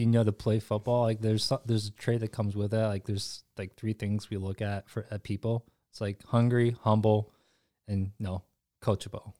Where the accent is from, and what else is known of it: Grand Rapids, Michigan, United States; born or raised there; also born or lived in South Korea